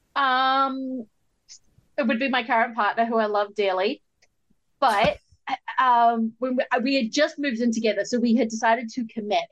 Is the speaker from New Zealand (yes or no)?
yes; New Zealand; as a New Zealander growing up